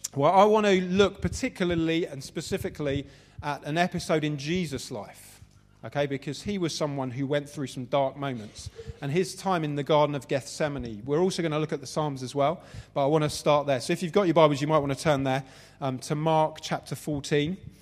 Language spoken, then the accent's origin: English; London, United Kingdom; Southeast London. So that's where I come from. Uh, pretty much raised in, in that area